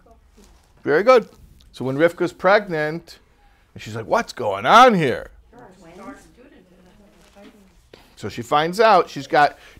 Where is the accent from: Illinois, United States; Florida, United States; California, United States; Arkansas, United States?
Illinois, United States; Chicago; I'm from Chicago.